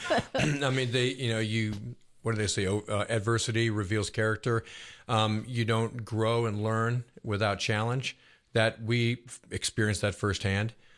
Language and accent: English; Buffalo, New York, United States; born or raised there; now in Roswell, United States